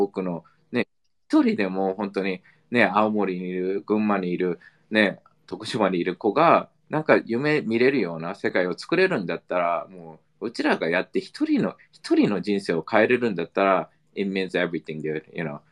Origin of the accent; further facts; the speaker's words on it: United States; now in Japan; アメリカ育ち